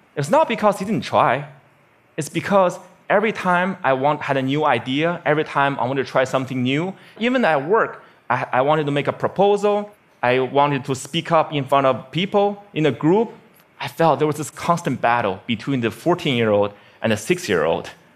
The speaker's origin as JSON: {"language": "English", "region": "Beijing", "country": "China", "tie": "born or raised there", "said": "my hometown, Beijing, China"}